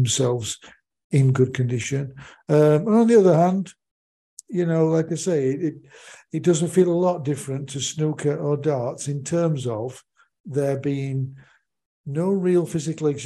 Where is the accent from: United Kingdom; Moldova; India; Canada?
United Kingdom; growing up in the United Kingdom